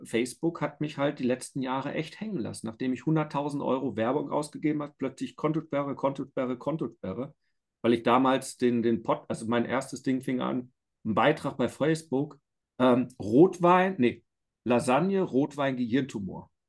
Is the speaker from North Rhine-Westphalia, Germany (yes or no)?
yes; Iserlohn, North Rhine-Westphalia, Germany; moved away as an adult; now in Bavaria, Germany; ich bin ja gebürtiger Iserlohner, bei Dortmund groß geworden, aber seit 18 Jahren in Bayern.